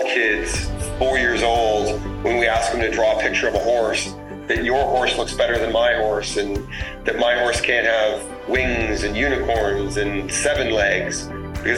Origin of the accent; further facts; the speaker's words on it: Toronto, Ontario, Canada; I grew up in Toronto on the east side